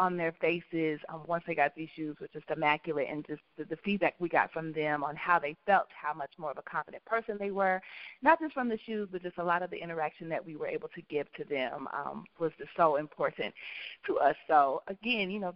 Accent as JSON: {"language": "English", "town": "Kansas City", "region": "Missouri", "country": "United States", "said": "We're both from Kansas City, Missouri"}